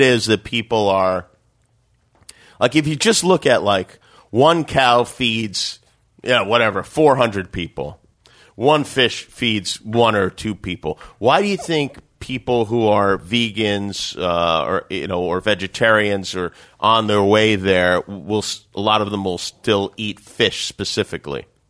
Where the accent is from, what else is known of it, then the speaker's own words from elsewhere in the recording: Las Vegas, Nevada, United States; growing up in Vegas, boxing was important to me.